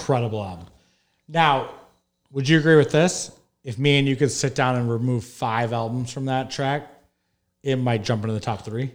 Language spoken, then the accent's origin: English; Detroit, Michigan, United States; I grew up in Detroit, Michigan